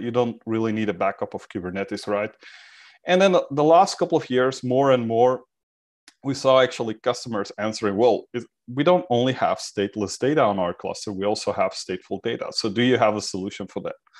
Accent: Belgium; I'm from Belgium

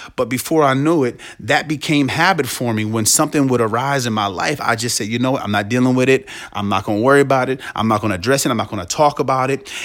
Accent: Washington, District of Columbia, United States; also born or lived in Canton, Ohio; I was born in Canton, Ohio, but my family and I moved to the Washington, D C metro area in the mid to late eighties with my siblings.

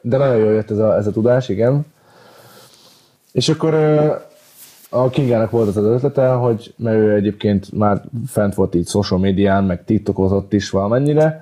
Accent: Hungary; magyar vagyok

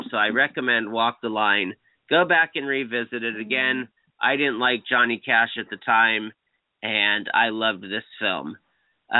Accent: Newport Beach, California, United States; Newport Beach is my hometown festival

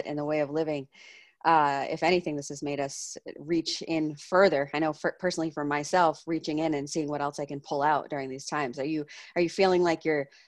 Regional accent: Maine, United States; We're from Maine

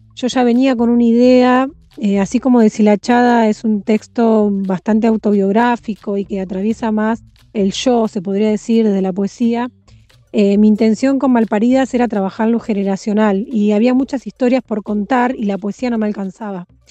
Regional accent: Mar del Plata, Buenos Aires Province, Argentina; also born or lived in Santa Clara del Mar; Yo nací en Mar del Plata, pero hace nací en Mar del Plata, pero hace 16 años que vivo en Santa Clara del Mar, que es un pueblo muy chiquito, costero, al lado de Mar del Plata.

